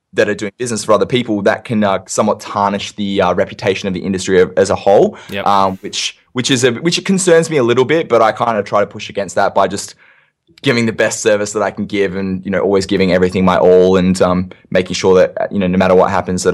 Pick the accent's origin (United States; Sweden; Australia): Australia; Perth, Western Australia; where I'm from Perth in WA, it's like the second most isolated capital city in the world behind Honolulu, fun fact.